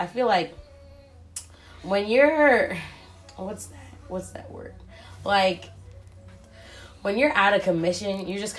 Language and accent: English; New York, United States; I'm from New York, so you know.